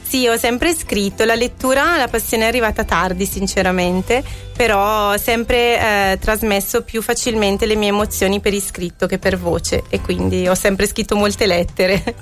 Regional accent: Scanzorosciate, Lombardy, Italy; sono andata al mio paese di nascita, Scanzorosciate

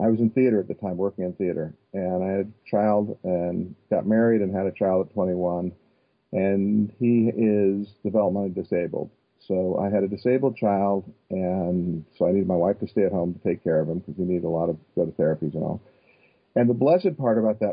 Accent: Northern California, United States; I grew up in Northern California

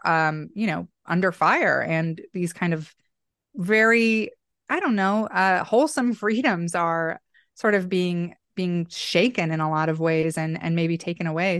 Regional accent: Boise, Idaho, United States; my hometown here in Boise

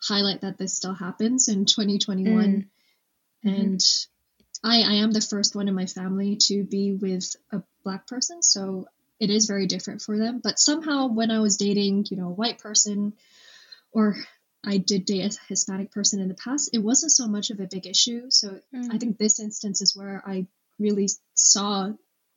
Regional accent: Hong Kong; moved away as an adult; now in United Kingdom; growing up in Hong Kong

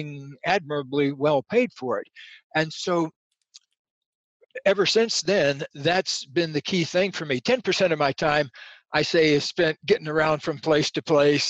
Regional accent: Central Florida, United States; I was just a redneck kid growing up in Central Florida in alligator country

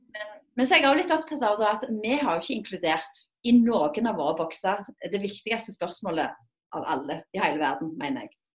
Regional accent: Rogaland, Norway; jeg kommer jo fra Fuel-regionen, Rogaland.

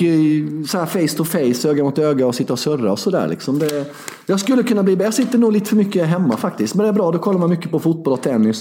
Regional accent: Sweden; Jag är svensk, jag är inte serb till en början

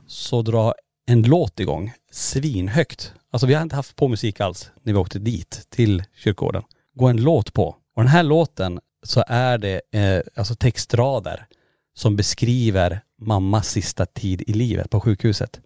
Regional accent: Kiruna, Norrbotten County, Sweden; moved away; Lombola där vi, där vi är uppvuxna

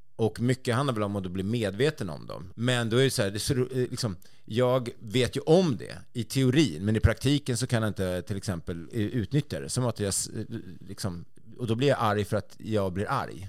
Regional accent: Sweden; som svensk

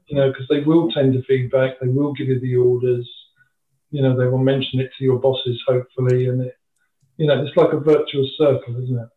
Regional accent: Dover, South East England, United Kingdom; I was born and bred in Dover

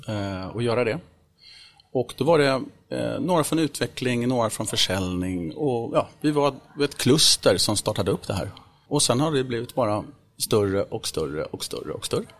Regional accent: Vaxholm, Stockholm County, Sweden; Jag är född och uppvuxen i Vaxholm utanför Stockholm här, ute på en ö

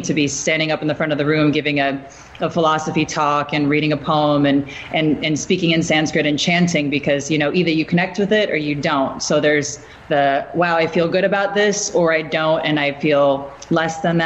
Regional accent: Midwest, United States; moved away; I'm from the Midwest

